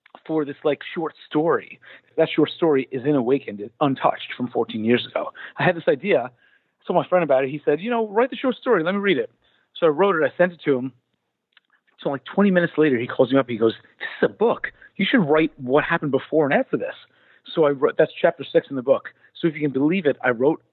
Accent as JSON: {"language": "English", "town": "New York City", "region": "New York", "country": "United States", "tie": "born or raised there", "also_born_or_lived": "Brooklyn, New York", "said": "the guys and I grew up in Staten Island. And as a Staten Islander, a native Staten Islander"}